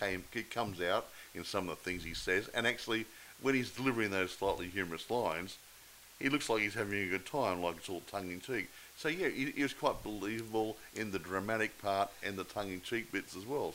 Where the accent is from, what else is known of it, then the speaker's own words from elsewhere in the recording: Australia; I'm not English. Uh, I'm Australian